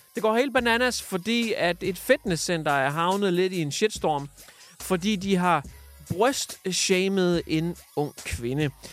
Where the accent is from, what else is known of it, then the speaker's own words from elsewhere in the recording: Hjørring, North Denmark Region, Denmark; min hjemby Jøring, som lige ligger øh, 60 km nord for Aalborg.